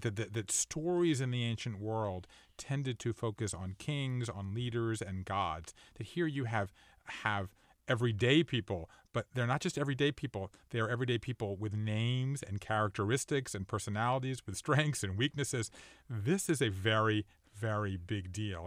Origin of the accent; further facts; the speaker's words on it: Savannah, Georgia, United States; I grew up in Savannah, Georgia